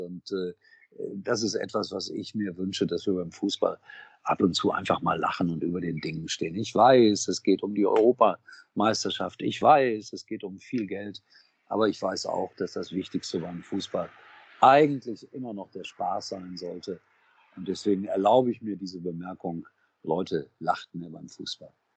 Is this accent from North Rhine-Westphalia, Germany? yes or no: yes; Gelsenkirchen, North Rhine-Westphalia, Germany; moved away; ich komme aus einer Stadt, ich bin in Schalke geboren.